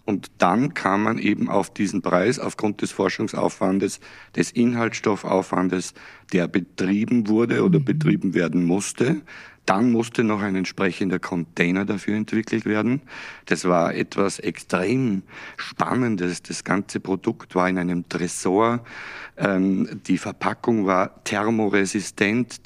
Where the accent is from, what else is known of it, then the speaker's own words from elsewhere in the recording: Salzburg, Austria; moved away; ich ja in Österreich geboren bin und aufgewachsen bin